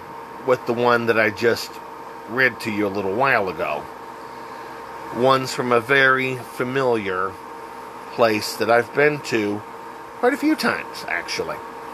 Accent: Texas, United States; Growing up in Texas, I remember my mother would go out of her way for a gordita

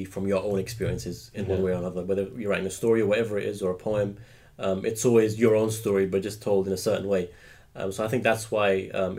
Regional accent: London, United Kingdom; my own experiences growing up in West London

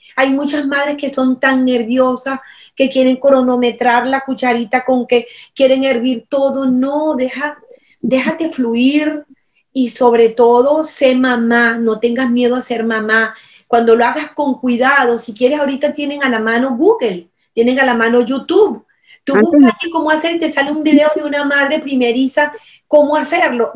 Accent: Venezuela; mi experiencia como venezolana, como madre de hace un poquito más de 30 años

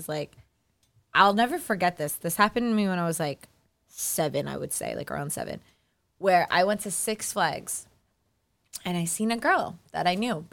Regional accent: New York City, New York, United States; I am born and raised on Staten Island

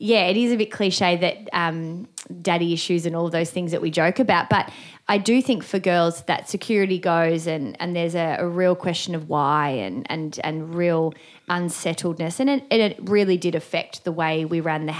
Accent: Melbourne, Victoria, Australia; I grew up in the western suburbs of Melbourne.

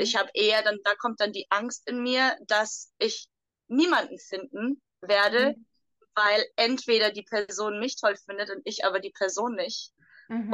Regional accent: Germany; moved away; Ich komme aus Deutschland

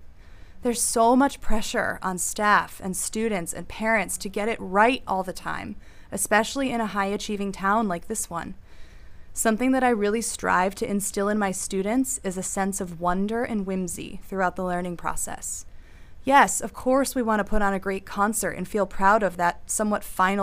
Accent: Northern Connecticut, United States; moved away as an adult; also born or lived in West Coast; now in Natick, United States; I came to Natick after teaching on the West Coast at an independent girls' school, although I'm originally from Northern Connecticut. I grew up in a very musical family in a town that's a lot like Natick.

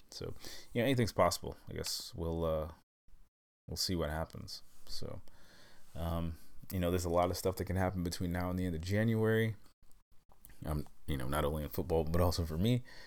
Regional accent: United States; moved away; this move, um, back to the U S

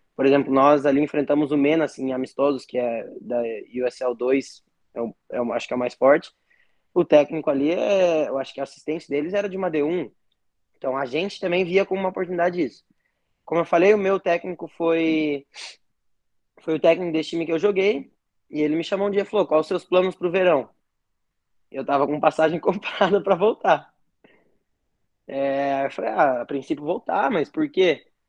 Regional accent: Paraná, Brazil; Eu sou aqui do Paraná

